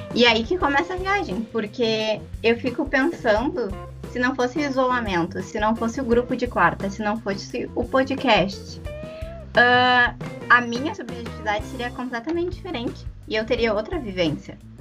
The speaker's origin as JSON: {"language": "Portuguese", "town": "Porto Alegre", "region": "Rio Grande do Sul", "country": "Brazil", "said": "sou de Porto Alegre"}